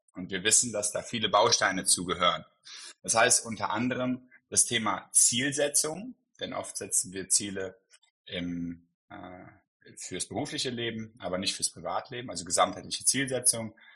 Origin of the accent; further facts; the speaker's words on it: Cologne, North Rhine-Westphalia, Germany; ich komme aus Köln